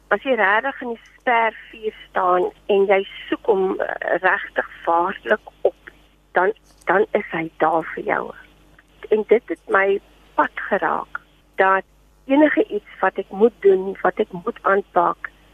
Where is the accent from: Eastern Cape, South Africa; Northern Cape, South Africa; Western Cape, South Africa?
Western Cape, South Africa; Paternoster; ek het groot geword in Paternoster, die klein vissersdorpie